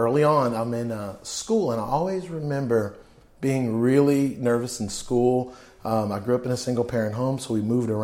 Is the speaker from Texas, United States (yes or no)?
yes; Fort Worth, Texas, United States; also born or lived in California; I grew up in Fort Worth, Texas, in Como